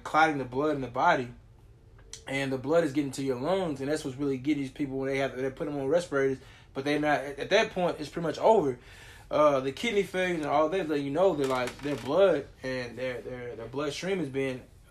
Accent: Beaumont, Texas, United States; I am from Beaumont

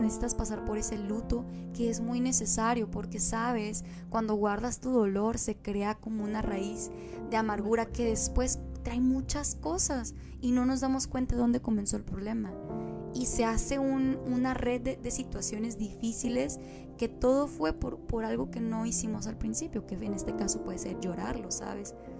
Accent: Mexico; somos una ensalada mexicana. Mi mamá es del estado de Sonora

